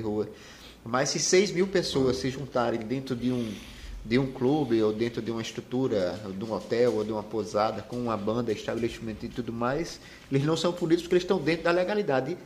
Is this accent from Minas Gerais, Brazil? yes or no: no; Arapiraca, Alagoas, Brazil; da minha terra, né? Nossa Arapiraca